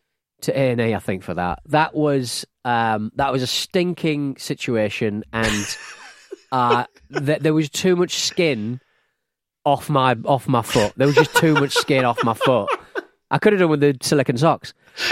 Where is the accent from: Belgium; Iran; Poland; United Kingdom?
United Kingdom; England; I'm English